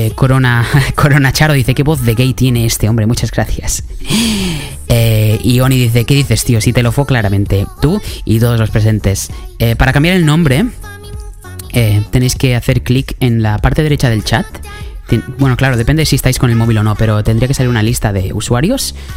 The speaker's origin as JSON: {"language": "Spanish", "country": "Spain", "moved": "as an adult", "said": "yo me fui de España hace más o menos tres años y medio"}